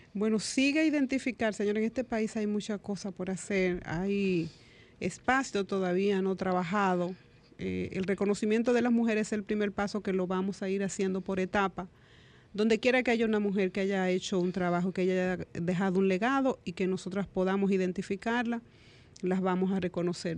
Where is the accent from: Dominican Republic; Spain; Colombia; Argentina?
Dominican Republic; como dominicanos y dominicanas